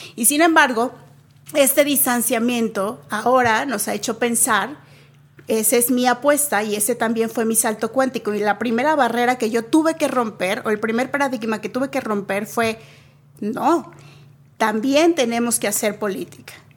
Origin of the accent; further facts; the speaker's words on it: Mexico; also born or lived in Nuevo León; como un mexicano, mexicana promedio, eh, me parece que fuimos criados